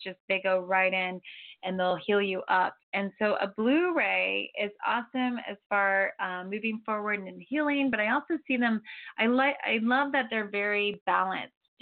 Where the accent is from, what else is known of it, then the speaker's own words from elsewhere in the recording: Florida, United States; now in Santa Barbara, United States; I'm from Florida